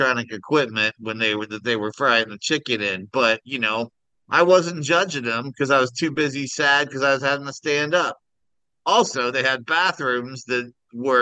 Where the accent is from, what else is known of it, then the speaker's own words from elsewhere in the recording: Kansas, United States; I'm from Kansas